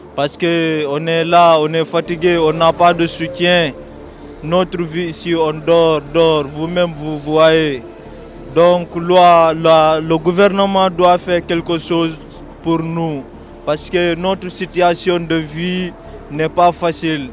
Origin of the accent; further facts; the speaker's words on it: Senegal; now in Casablanca, Morocco; je suis de Sénégal, j'ai passé Mali